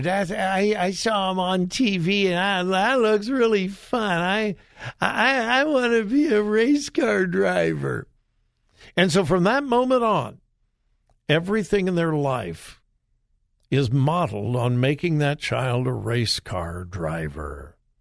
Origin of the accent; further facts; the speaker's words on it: Los Angeles, California, United States; now in Florida, United States; I was raised in Southern California in the LA area